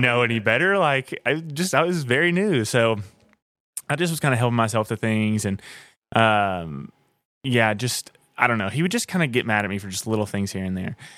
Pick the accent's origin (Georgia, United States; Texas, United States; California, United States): Georgia, United States; Blairsville; also born or lived in Nashville; I grew up in Blairsville, Georgia